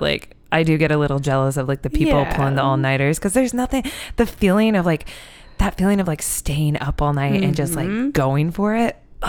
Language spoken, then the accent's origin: English; Iowa, United States; my dear, sweet friend Lexi, who I grew up in Iowa